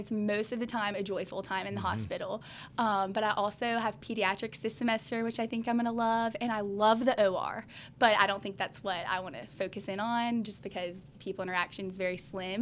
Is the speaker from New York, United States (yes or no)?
no; Birmingham, Alabama, United States; also born or lived in Montgomery, Alabama; I was born in Montgomery, Alabama, but as far as I can remember, I know Birmingham because my family moved here when I was about 2 years old, and I graduated from Briarwood Christian School here in Birmingham